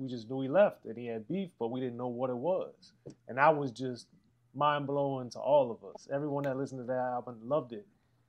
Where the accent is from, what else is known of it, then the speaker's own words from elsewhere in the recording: Maryland, United States; growing up in Maryland